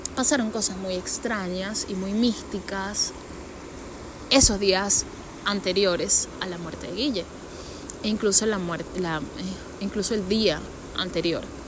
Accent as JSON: {"language": "Spanish", "town": "San Antonio de los Altos", "region": "Miranda", "country": "Venezuela", "said": "yo soy de San Antonio de los Altos"}